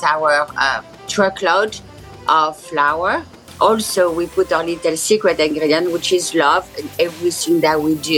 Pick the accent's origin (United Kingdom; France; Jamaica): France; south of France; moved away as an adult; now in United States; since I grew up in South of France